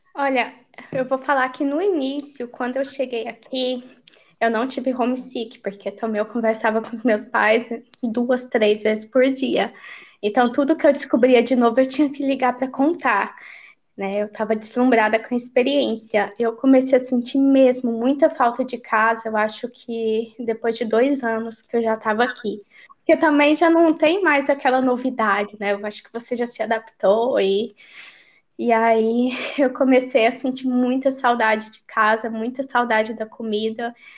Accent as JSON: {"language": "Portuguese", "region": "Goiás", "country": "Brazil", "also_born_or_lived": "Pires do Rio, Goiás / Goiânia, Goiás", "moved": "as an adult", "lives_now": "Finland", "said": "eu sou ah, de Goiás. Eu nasci no interior, em Pires do Rio, mas eu morei 10 anos em Goiânia"}